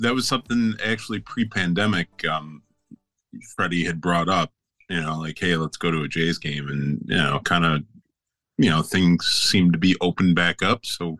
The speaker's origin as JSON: {"language": "English", "town": "Grand Island", "region": "New York", "country": "United States", "tie": "born or raised there", "also_born_or_lived": "Niagara Falls, New York", "said": "grew up on Grand Island, New York"}